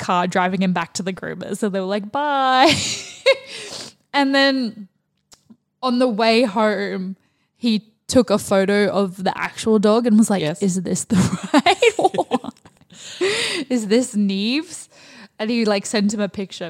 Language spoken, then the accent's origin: English; Australia; we're Australian